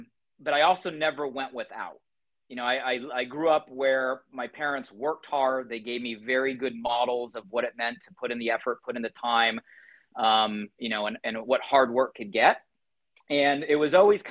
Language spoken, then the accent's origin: English; Southern California, United States; I grew up here in Southern California, actually about 45 minutes north from where I currently live